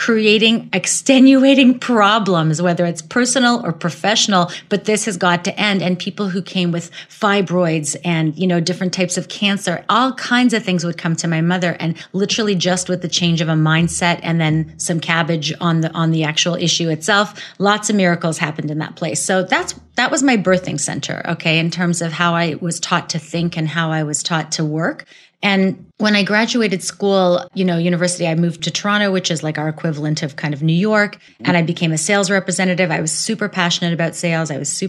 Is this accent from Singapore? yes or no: no; Russia; English is a second language; moved away; Actually, I came from Russia in 1980 with my family. So I'm Russian origin. You wouldn't know because I've completely erased my accent. So now I'm a global citizen.